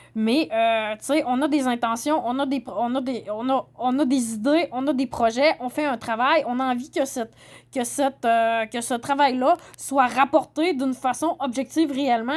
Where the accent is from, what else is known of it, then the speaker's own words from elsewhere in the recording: Saguenay, Quebec, Canada; moved away; je viens du Saguenay, je connais bien les régions. Euh, j'ai habité à Québec pendant 10 ans